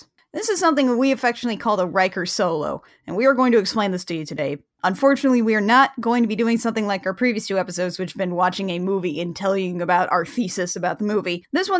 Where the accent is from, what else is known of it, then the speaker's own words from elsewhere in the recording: Indiana, United States; moved away; I'm from Indiana.